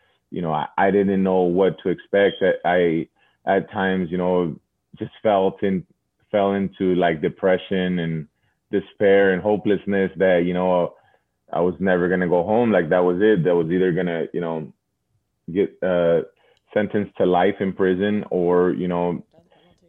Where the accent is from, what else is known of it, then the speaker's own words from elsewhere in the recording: Los Angeles, California, United States; I grew up in Sun Valley for the better part of 20 years